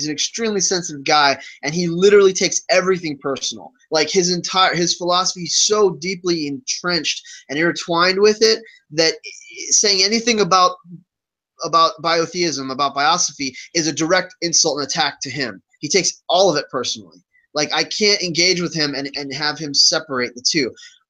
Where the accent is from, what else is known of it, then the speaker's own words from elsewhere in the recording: Virginia, United States; because of what Christianity represents in the South, where I grew up in Virginia.